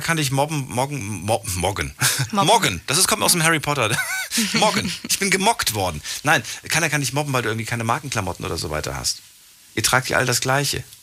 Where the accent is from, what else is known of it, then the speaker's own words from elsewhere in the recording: Frankfurt, Hesse, Germany; Ich bin in Frankfurt groß geworden